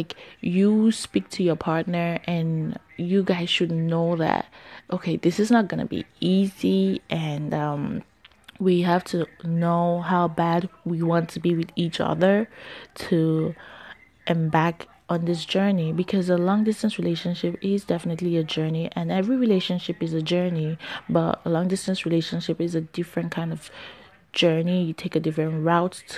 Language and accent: English; New Jersey, United States; also born or lived in New York; I'm from Jersey